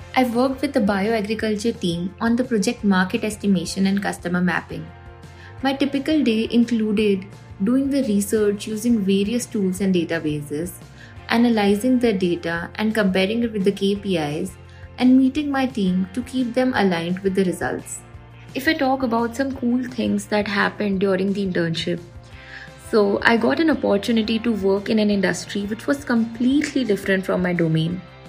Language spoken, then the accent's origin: English; India; from India.